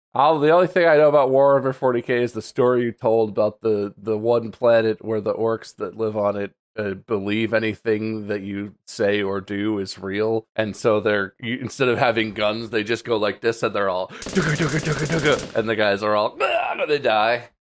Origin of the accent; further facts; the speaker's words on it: United States; as an American